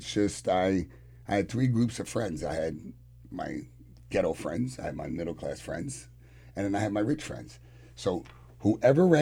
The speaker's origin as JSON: {"language": "English", "town": "New York City", "region": "New York", "country": "United States", "tie": "born or raised there", "moved": "as an adult", "lives_now": "Long Island, United States", "said": "I was born in Manhattan in Harlem"}